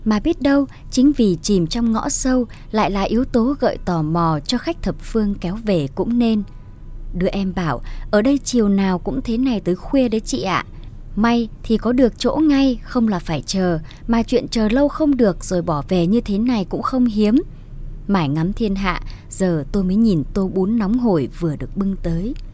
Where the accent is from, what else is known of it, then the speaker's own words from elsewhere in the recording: Phu Xuyen, Hanoi, Vietnam; ở một vùng đồng chiêm trũng ngoại ô Hà Nội, thị trấn Phú Xuyên quê tôi.